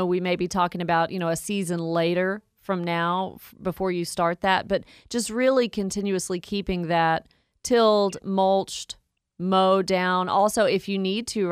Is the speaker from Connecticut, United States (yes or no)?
no; Woodstock, Georgia, United States; accent: Southern twang; I grew up in Woodstock, so almost have the Southern twang, very similar.